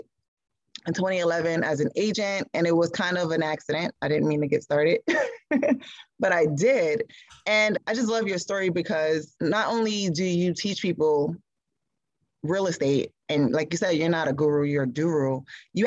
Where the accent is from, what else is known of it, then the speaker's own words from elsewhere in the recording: Newark, New Jersey, United States; where I grew up in Newark